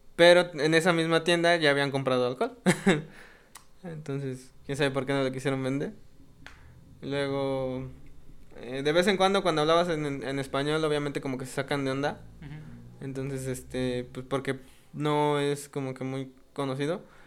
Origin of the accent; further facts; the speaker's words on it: Mexico; como mexicanos